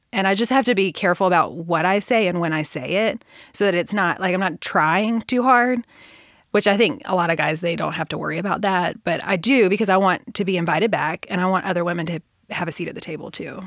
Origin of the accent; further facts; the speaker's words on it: Middle Tennessee, United States; I grew up in Middle Tennessee